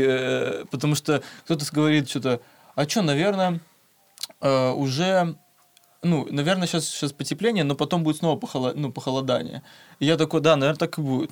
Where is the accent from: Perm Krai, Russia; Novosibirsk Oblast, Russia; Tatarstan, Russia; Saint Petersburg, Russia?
Novosibirsk Oblast, Russia; Berdsk; я сам типа из Берска, это Новосибирская